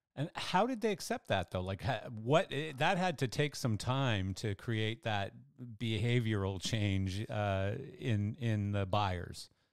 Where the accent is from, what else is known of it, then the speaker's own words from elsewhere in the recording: Canada; I'm Canadian